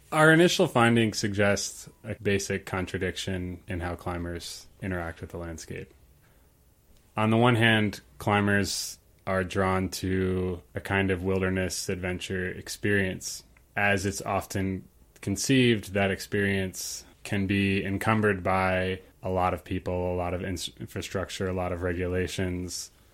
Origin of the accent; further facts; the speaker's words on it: Ukraine; moved away; I grew up in Ukraine for most of my life